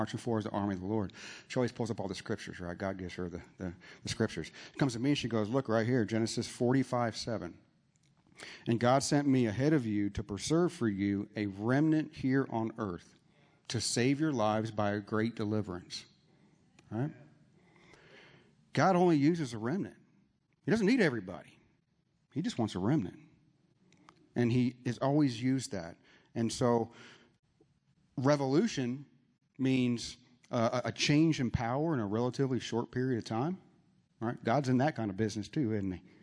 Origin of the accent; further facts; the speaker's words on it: San Antonio, Texas, United States; now in Dallas, United States; I was born and raised in San Antonio